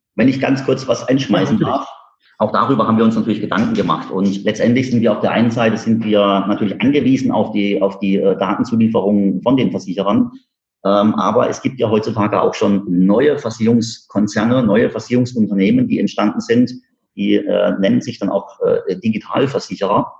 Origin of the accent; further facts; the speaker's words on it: Karlsruhe, Baden-Württemberg, Germany; Wir sitzen bei Karlsruhe. Äh, ich bin in Karlsruhe geboren